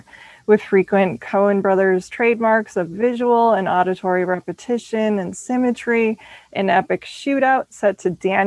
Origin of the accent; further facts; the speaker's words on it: Minnesota, United States; moved away; I'm from Minnesota originally